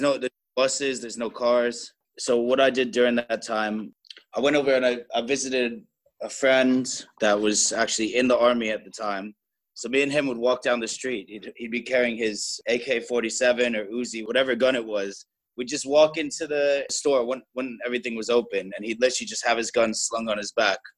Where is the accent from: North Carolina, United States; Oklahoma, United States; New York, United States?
New York, United States; moved away as an adult; also born or lived in Thailand / Cambodia; I was brought up in New York, and I was brought up Jewish.